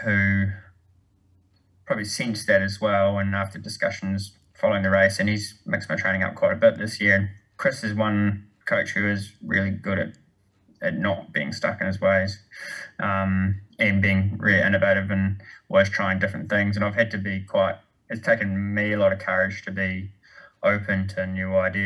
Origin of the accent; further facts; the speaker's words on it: New Zealand; moved away; also born or lived in United States; growing up in New Zealand